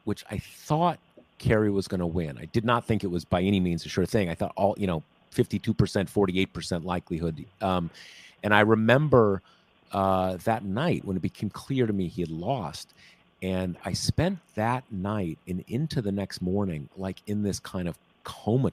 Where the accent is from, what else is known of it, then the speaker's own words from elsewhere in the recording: California, United States; also born or lived in Missouri; I was born in Missouri and I was raised in California.